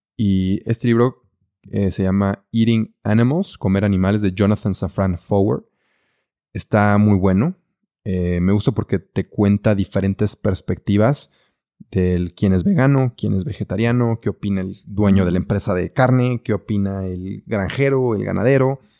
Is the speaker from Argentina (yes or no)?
no; Mexico; also born or lived in Belgium; así somos los mexicanos